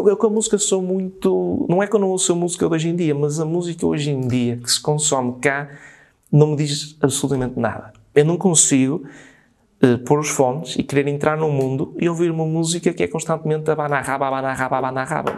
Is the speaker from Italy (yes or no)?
no; São Miguel de Paredes, Norte, Portugal; nasci em São Miguel de Paredes